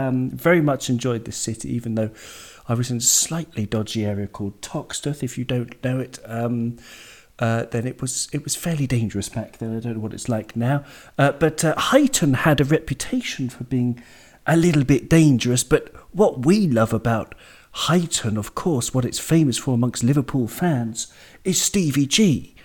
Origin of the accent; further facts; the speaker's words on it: Jersey; also born or lived in Wales; But my father was Welsh, and I'm from Jersey, so, you know, that explains, you know, how I got my accent just from BBC TV.